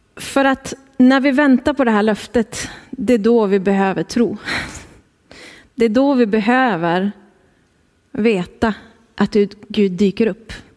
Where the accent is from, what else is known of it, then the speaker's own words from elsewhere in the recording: Skellefteå, Västerbotten County, Sweden; moved away as an adult; now in Härnösand, Sweden; Kul att få vara här hemma i Skellefteå.